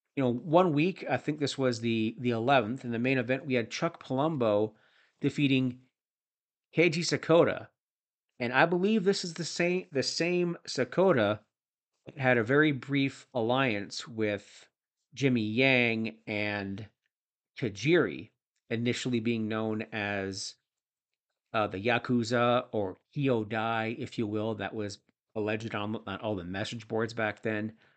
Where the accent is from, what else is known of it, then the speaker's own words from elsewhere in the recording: Toronto area, Ontario, Canada; I'm from the Toronto area